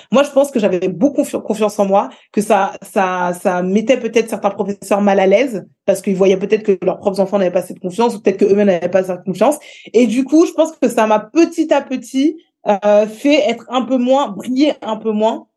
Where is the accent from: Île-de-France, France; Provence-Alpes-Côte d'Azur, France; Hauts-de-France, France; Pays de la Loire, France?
Île-de-France, France; Écouen; J'ai grandi euh, à Écouen, près d'une ville qui s'appelle Sarcelles.